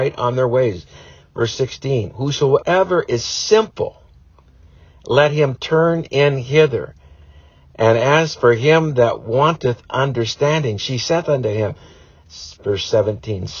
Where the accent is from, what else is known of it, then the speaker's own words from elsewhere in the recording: United States; we as American parents